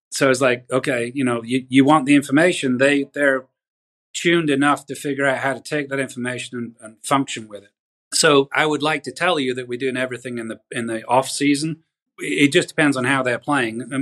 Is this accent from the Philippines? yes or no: no; England, United Kingdom; now in United States; uh, I grew up in England, so we can't say anything about healthcare in England.